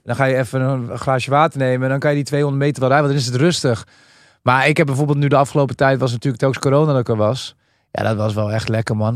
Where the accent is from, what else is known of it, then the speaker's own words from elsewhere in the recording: Amsterdam, North Holland, Netherlands; wij komen van Amsterdam.